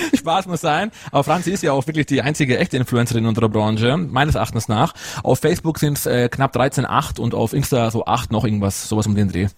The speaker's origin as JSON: {"language": "German", "town": "Munich", "region": "Bavaria", "country": "Germany", "tie": "born or raised there", "also_born_or_lived": "Ruhpolding", "said": "komme aus Bayern. Also ich bin gebürtiger Münchner, Münchner aufgewachsener, lebe mein Leben lang schon in Oberbayern"}